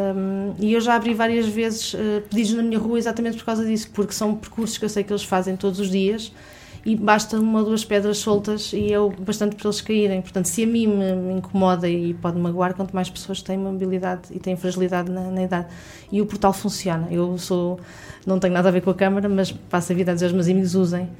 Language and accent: Portuguese; Barreiro, Lisbon, Portugal; moved away as an adult; now in Lisbon, Portugal; quando vim trabalhar para Lisboa aos 18 anos, vinha do Barreiro